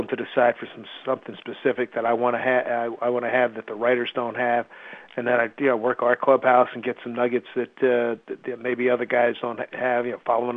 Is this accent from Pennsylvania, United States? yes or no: yes; Philadelphia, Pennsylvania, United States; moved away as an adult; now in New York, United States; I grew up in Philly